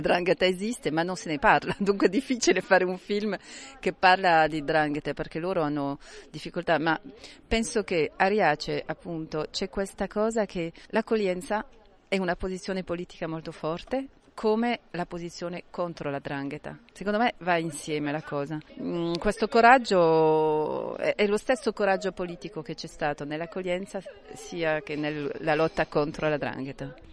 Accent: Marseille, Provence-Alpes-Côte d'Azur, France; vengo da Marsiglia

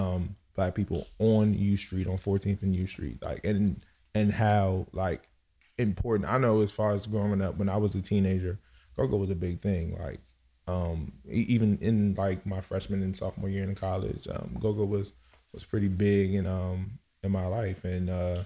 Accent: Cameroon; now in Laurel; I'm from Cameroon. I reside in Laurel.

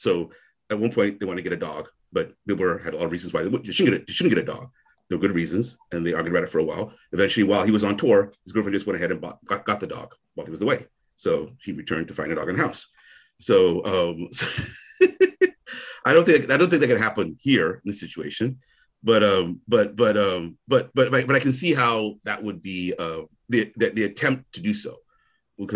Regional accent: Onitsha, Anambra, Nigeria; I'm from Onitsha

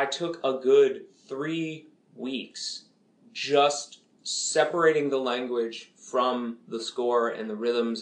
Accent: Macon, Georgia, United States; Macon, Georgia, which is my hometown.

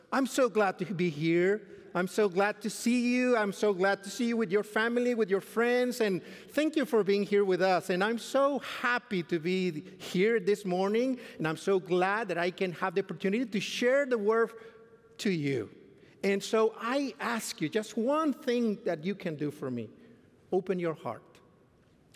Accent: Mexico; moved away as an adult; now in Fort Worth, United States; I come from Mexico. I just came to Fort Worth since 2014

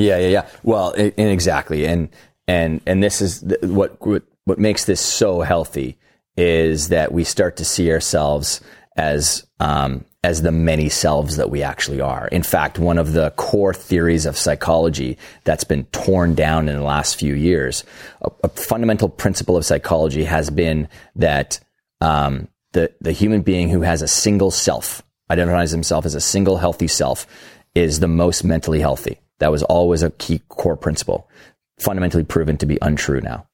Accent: Canada; I'm Canadian

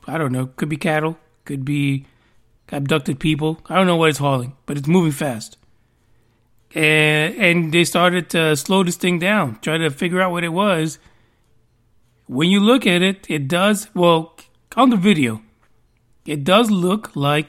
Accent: New York, United States; growing up in New York, I used to listen to a lot of reggae.

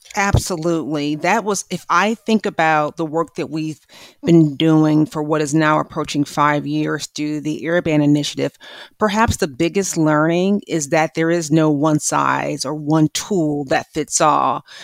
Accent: Milwaukee, Wisconsin, United States; my hometown of Milwaukee, Wisconsin

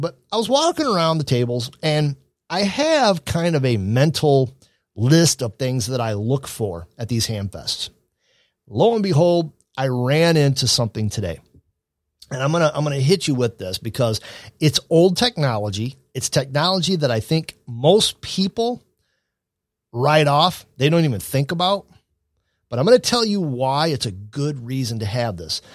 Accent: Adrian, Michigan, United States; my hometown of Adrian, Michigan

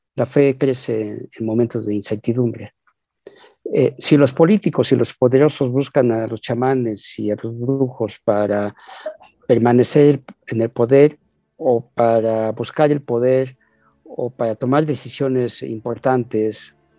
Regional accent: Mexico; nosotros también acá crecimos con, con la cumbia, con García Márquez, hay muchos referentes de Colombia en México

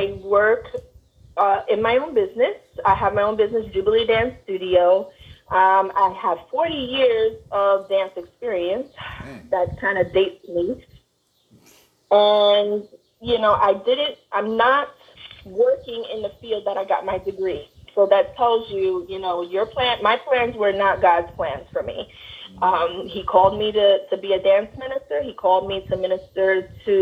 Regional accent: New York City, New York, United States; also born or lived in Bronx, New York; I live and breathe in the Bronx. I was born in Brooklyn. A New York gal

